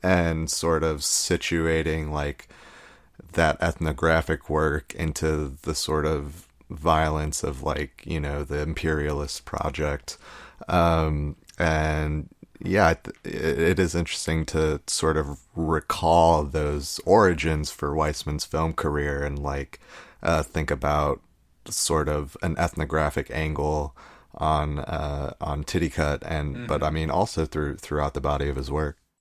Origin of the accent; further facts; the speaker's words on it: United States; us growing up in America.